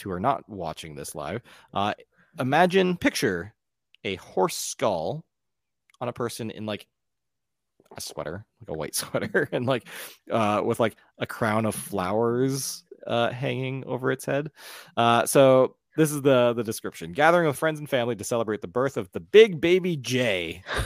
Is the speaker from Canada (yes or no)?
yes; Ontario, Canada; also born or lived in Newfoundland (heritage); I'm from Ontario where we have no culture